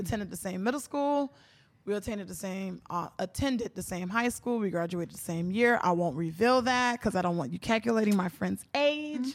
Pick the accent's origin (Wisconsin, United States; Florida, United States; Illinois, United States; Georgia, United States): Florida, United States; Miami; born and raised in Miami, Florida